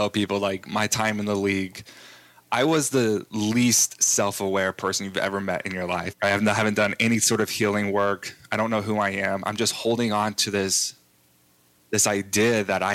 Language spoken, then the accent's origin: English; Texas, United States; I grew up in Texas